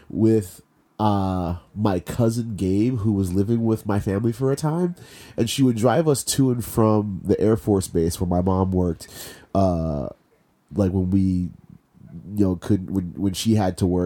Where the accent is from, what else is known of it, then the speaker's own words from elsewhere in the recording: Maryland, United States; also born or lived in Panama / Virginia; I was born in Panama, and then I lived there until I was three, and then I I lived in Virginia for three years. moved to, moved to Maryland when I was six, right?